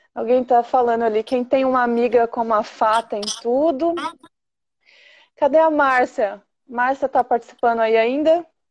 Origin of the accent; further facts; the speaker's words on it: Jandaia do Sul, Paraná, Brazil; eu também sou da cidade do Ratinho